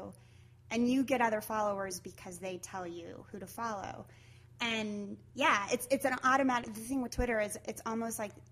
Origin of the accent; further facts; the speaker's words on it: Pueblo, Colorado, United States; moved away as an adult; also born or lived in New York; now in Los Angeles, United States; I grew up in Pueblo, and I moved out of Pueblo, Colorado in 1999 to New York